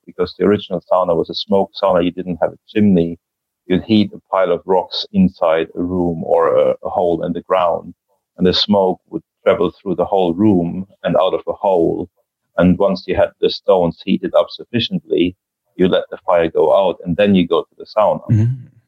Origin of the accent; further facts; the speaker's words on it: Germany; now in Joensuu, Finland; I was born in Germany